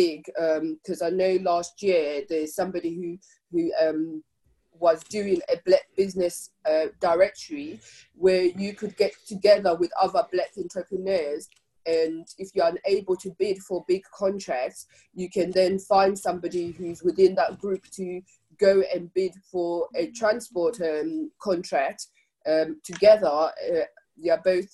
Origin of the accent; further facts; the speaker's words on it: Zimbabwe; now in United Kingdom; as a Black African person born in Zimbabwe, I'm still Zimbabwean, but I'm also British